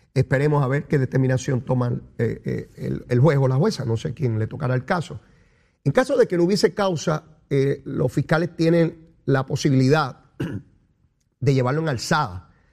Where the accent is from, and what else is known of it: Puerto Rico